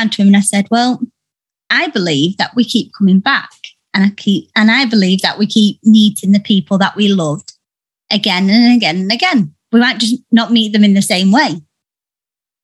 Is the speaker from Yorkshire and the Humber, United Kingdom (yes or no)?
yes; Yorkshire and the Humber, United Kingdom; where I'm from. I am from Yorkshire, and a lot of the women are so strong and they say what they want regardless. So I've always been brought up doing